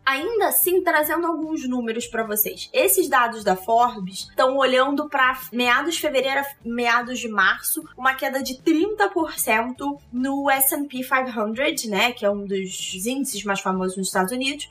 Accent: Rio de Janeiro, Brazil; Eu sou carioca

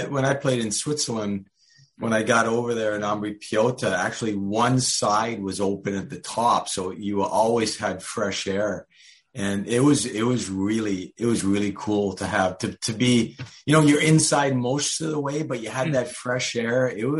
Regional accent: Montreal, Quebec, Canada; now in United States; I grew up in Montreal. A lot of people, since I've been in the States here for about 25 years, a lot of people think I'm American, but I'm really Canadian. And I grew up in Montreal

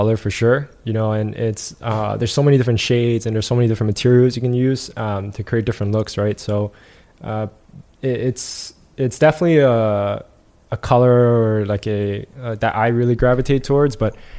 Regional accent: New York City, New York, United States; me growing up in New York

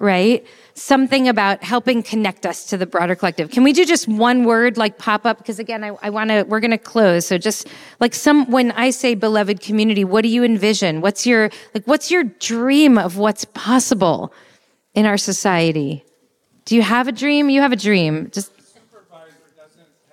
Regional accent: New Jersey, United States; also born or lived in New York; now in Los Angeles, United States; I'm a New Yorker. I'm from New Jersey, honestly, truth be told. But I lived in New York for 12 years, the formative years

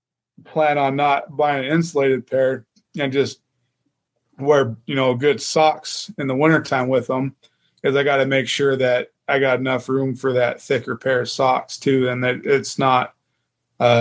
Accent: Idaho, United States; growing up in Idaho

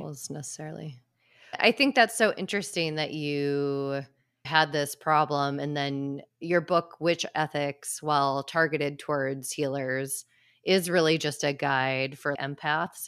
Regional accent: Midwest, United States; growing up in the Midwest

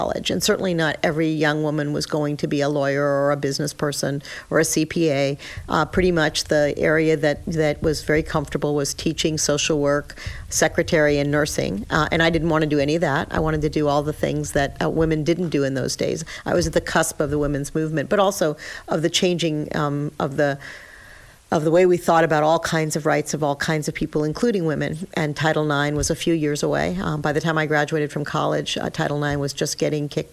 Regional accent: Miami, Florida, United States; moved away as an adult; now in St. Louis, United States; I'm from Miami, Florida. That's where I grew up

